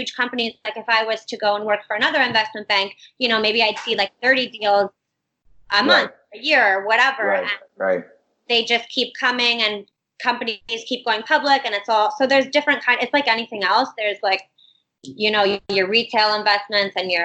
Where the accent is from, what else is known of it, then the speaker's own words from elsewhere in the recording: Windsor, Ontario, Canada; moved away as an adult; now in Toronto, Canada; growing up in Windsor, it's a small enough town